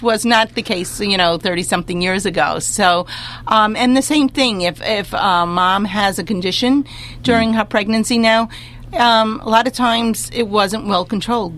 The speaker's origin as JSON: {"language": "English", "town": "New York City", "region": "New York", "country": "United States", "tie": "born or raised there", "said": "I come from the Bronx"}